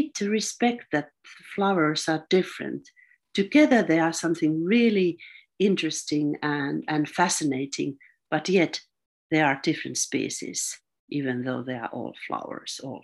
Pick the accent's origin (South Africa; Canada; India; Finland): Finland; I'm from Finland.